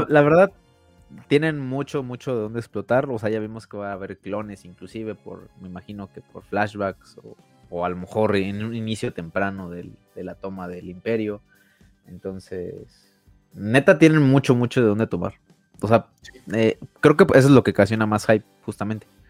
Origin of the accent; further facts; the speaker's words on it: Mexico; nosotros como mexicanos